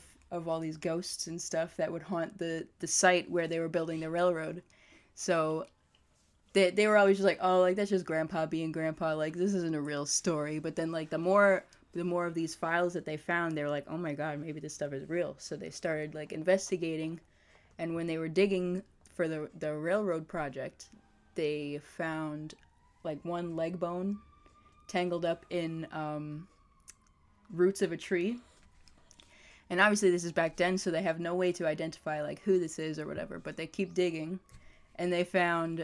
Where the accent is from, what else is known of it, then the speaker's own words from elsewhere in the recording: Malverne, New York, United States; I'm from Malvern, New York